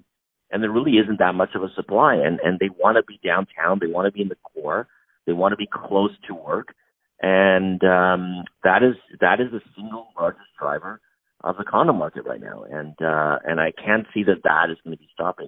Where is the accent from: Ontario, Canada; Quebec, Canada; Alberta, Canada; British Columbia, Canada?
Ontario, Canada; Toronto; we're from Toronto